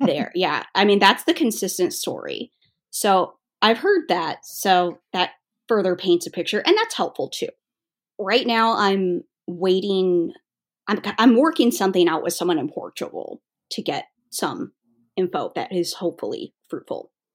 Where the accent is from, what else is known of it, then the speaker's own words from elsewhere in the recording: United States; as an American who was born in the eighties